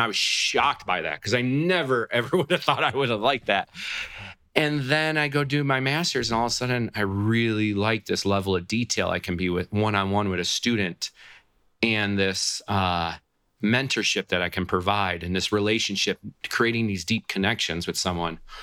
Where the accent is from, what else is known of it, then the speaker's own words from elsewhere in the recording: Buffalo, New York, United States; in New York State, which is where I grew up in the Buffalo, New York area